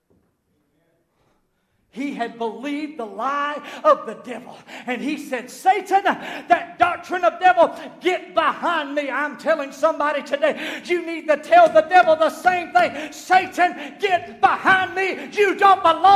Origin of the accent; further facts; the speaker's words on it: Southern United States, United States; accent: southernized American; I speak southernized American. We eat collard greens and biscuits